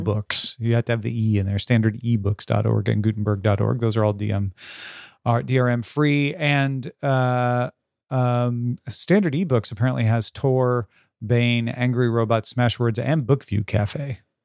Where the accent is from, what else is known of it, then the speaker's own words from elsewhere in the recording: United Kingdom; as a British person who loved seeing the Egyptian stuff in the British Museum as a child